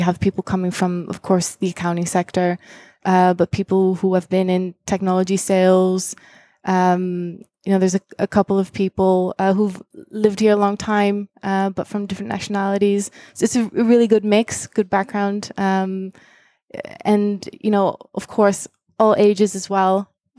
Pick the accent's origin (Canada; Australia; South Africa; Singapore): Singapore; also born or lived in Japan; So I was born in Japan, was there until I was 5 years old. And then my parents moved us to Singapore for my dad's job.